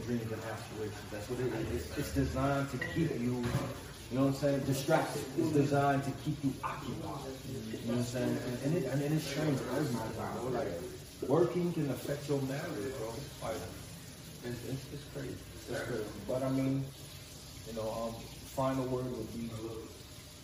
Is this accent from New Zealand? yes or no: no; Haiti; now in Florida, United States; I grew up in Haiti